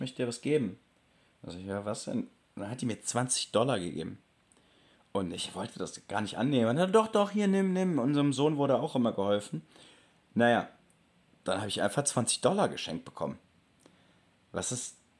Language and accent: German; Germany; accent: German; nicht nur die Amerikaner erkennen meinen deutschen Akzent